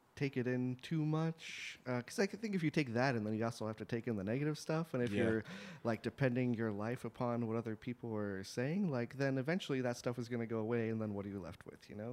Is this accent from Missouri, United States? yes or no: yes; St. Louis, Missouri, United States; moved away as an adult; also born or lived in New Mexico; I lived in St. Louis until I was 18 and then went off to college